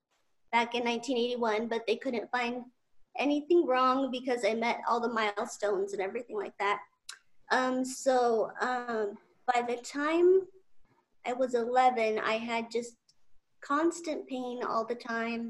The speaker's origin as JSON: {"language": "English", "region": "Utah", "country": "United States", "also_born_or_lived": "Southern California", "moved": "as an adult", "lives_now": "California, United States", "said": "I'm originally from Utah"}